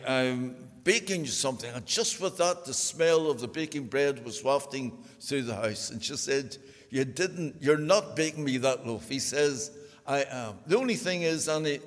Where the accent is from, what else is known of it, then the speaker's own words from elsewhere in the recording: Belfast, Northern Ireland, United Kingdom; I was born on the Donegal Road in Belfast.